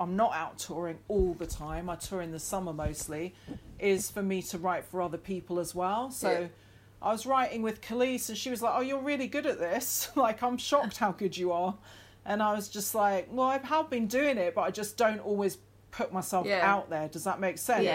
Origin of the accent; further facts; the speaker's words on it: the Highlands, Scotland, United Kingdom; growing up in the Highlands didn't really help that.